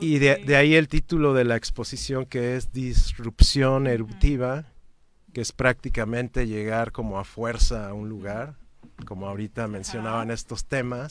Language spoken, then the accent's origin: Spanish; Cuernavaca, Morelos, Mexico; soy un ciudadano de Cuernavaca, nací aquí en cierto año